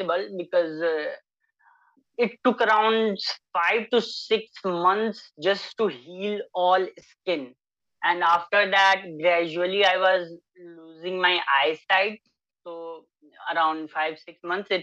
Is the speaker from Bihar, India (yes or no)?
yes; Kolua, Bihar, India; also born or lived in Bettiah, Bihar; I hail from West Champaran, Bihar. There is a small village, Kolua. So I spent most of my time there